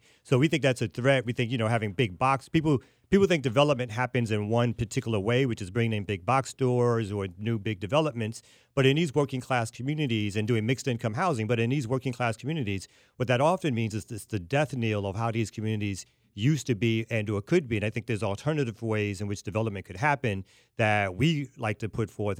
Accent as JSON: {"language": "English", "town": "Brooklyn", "region": "New York", "country": "United States", "lives_now": "Atlanta, United States", "said": "I'm originally from Brooklyn, New York"}